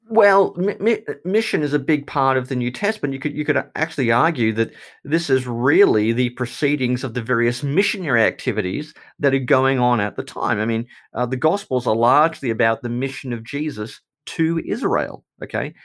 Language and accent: English; Australia; because I'm Australian or because I'm a Christian